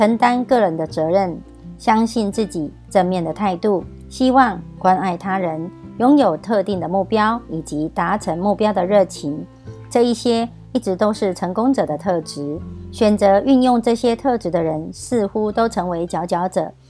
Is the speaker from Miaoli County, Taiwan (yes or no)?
yes; Miaoli County, Taiwan